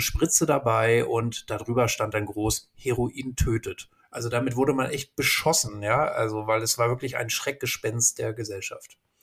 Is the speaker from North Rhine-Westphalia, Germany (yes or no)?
no; Hamburg, Germany; ich bin ja in Hamburg groß geworden